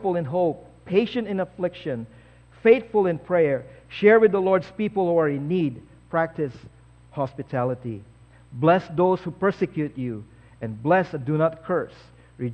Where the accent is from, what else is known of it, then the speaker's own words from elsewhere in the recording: Philippines; now in Canada; I used to be a Filipino, now I'm Canadian.